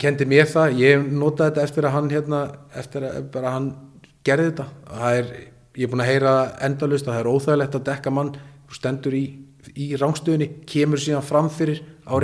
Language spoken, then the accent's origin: Icelandic; Iceland; also born or lived in Norway